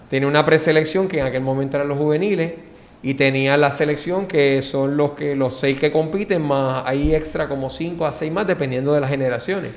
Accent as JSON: {"language": "Spanish", "town": "San Juan", "country": "Puerto Rico", "tie": "born or raised there", "said": "Pues yo nací en Puerto Rico, en San Juan, este, y me crié en San Juan también"}